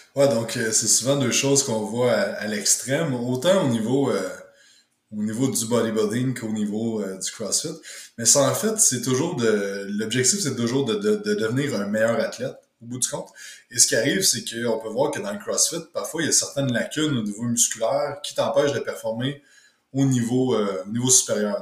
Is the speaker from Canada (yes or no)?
yes; Quebec, Canada; je suis euh, du Québec